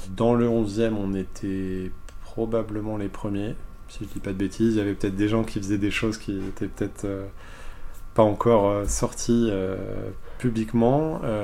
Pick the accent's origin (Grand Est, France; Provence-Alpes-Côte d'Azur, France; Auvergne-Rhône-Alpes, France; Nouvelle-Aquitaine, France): Nouvelle-Aquitaine, France; Bordeaux; moved away as an adult; also born or lived in Germany / United States; now in Paris, France; on est des Bordelais d'origine